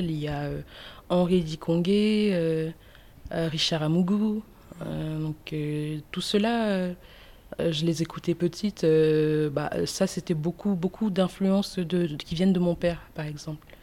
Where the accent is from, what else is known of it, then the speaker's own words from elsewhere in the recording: Cameroon; born there; c'est important de dire que je suis née au Cameroun.